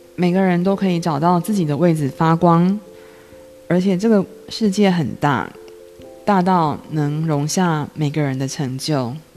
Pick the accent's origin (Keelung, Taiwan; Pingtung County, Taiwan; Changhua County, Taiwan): Changhua County, Taiwan; 我是彰化人